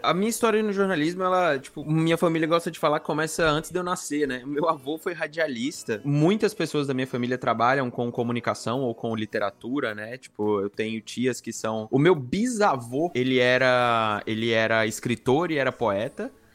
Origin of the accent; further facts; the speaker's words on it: Brasília, Federal District, Brazil; moved away as an adult; also born or lived in Maceió, Brazil / Curitiba, Brazil; now in Canada; eu nasci em Maceió, né, onde toda a minha família nasceu, basicamente. Mas eu fui criado em Brasília, meus pais se mudaram para lá quando eu era ainda muito novo, então eu fui criado lá.